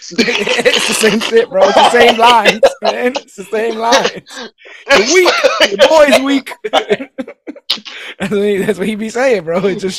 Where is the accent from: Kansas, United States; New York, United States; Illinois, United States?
New York, United States; New York City; From the dialect, obviously, it's, I was born and raised in New York City, so all that's there.